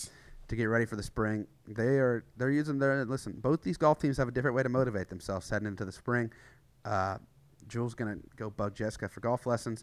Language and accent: English; East Tennessee, United States; I'm from East Tennessee